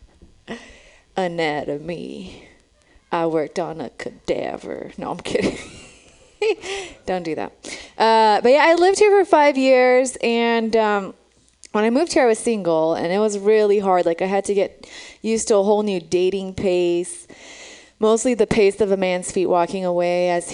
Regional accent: Romania; now in San Francisco, United States; I'm from Romania. That's where I was born

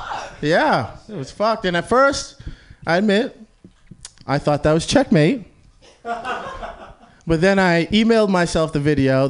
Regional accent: Boston, Massachusetts, United States; now in California, United States; so I'm from Boston, Massachusetts. So, yeah. Very, very white area

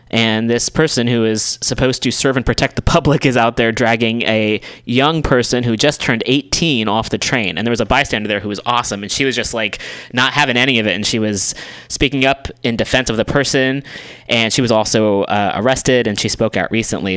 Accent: United States; being an American

